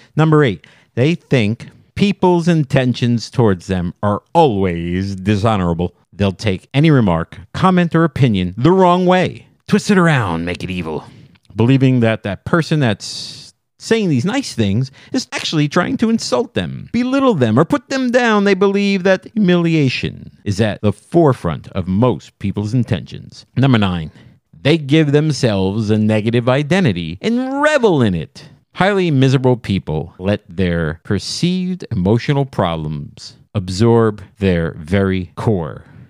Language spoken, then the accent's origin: English; New Jersey, United States; I'm from Jersey.